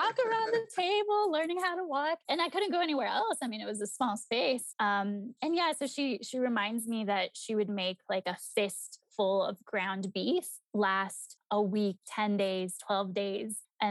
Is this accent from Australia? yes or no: no; Mexico; still in Mexico. So like my grandparents, my tios, my tias, many of my cousins are still back in my home country.